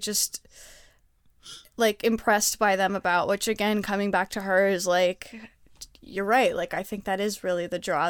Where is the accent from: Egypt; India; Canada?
Canada; I'm Canadian